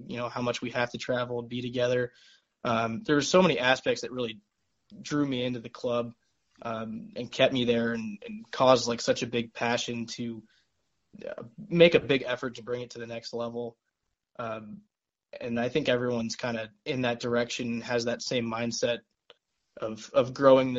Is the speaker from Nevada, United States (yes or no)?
yes; Las Vegas, Nevada, United States; moved away as an adult; now in Lawrence, United States; I'm a native from Las Vegas, Nevada